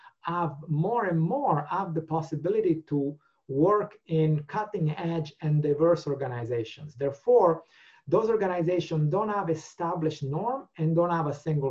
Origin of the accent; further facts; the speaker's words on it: Italy; first language Italian; English is a second language; And it really touched me to read her stories in Italian, in my mother tongue.